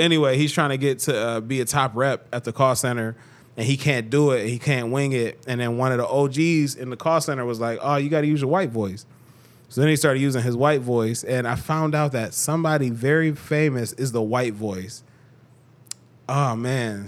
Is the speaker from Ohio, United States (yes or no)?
yes; Cleveland, Ohio, United States; I'm from Cleveland, two one six. That's my area code.